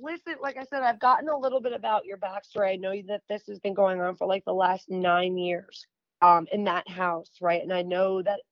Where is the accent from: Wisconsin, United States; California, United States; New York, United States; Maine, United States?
New York, United States; moved away; also born or lived in the South (US); I'm from New York, but I'm living down here in the South